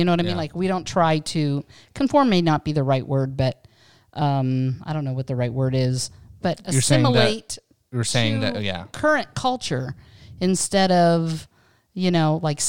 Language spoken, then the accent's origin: English; Pennsylvania, United States; so I was born in 61, and honestly, growing up in Western Pennsylvania